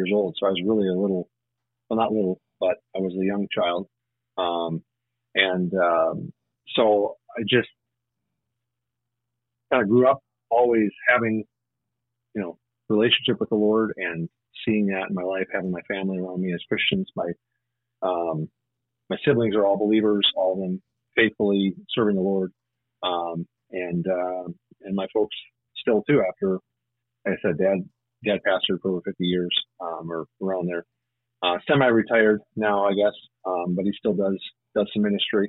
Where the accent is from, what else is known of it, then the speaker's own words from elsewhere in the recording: Wisconsin, United States; I grew up in Wisconsin, really spent most of my life here